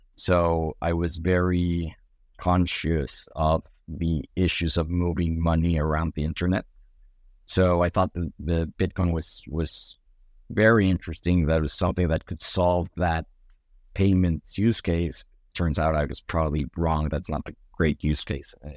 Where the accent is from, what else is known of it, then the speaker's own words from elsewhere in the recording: Mexico City, Mexico; moved away as an adult; I grew up in, in Mexico City